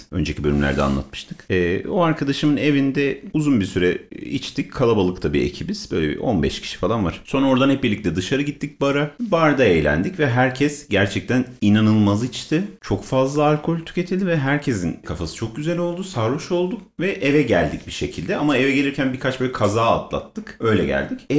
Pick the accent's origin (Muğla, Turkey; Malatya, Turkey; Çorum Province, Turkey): Çorum Province, Turkey; Çorum